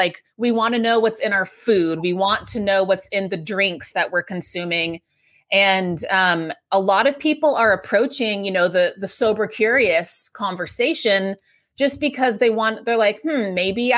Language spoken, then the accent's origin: English; Texas, United States; moved away as an adult; now in New York City, United States; I moved to New York City. I grew up in Texas